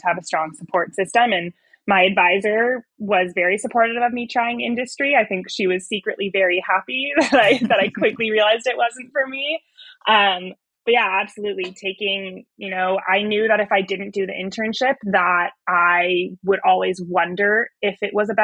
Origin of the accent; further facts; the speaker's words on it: Bay Area, California, United States; moved away as an adult; I grew up in the Bay Area along the Pacific coast